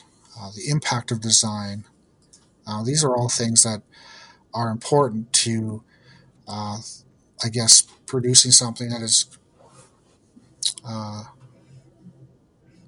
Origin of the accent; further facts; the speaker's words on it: Ontario, Canada; also born or lived in Yukon; I'm from the East in Ontario